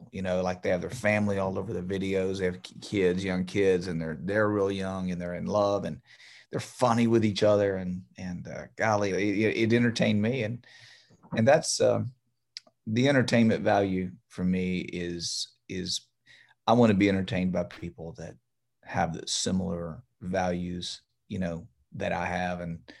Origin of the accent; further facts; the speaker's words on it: Baltimore, Maryland, United States; didn't know I was from Baltimore.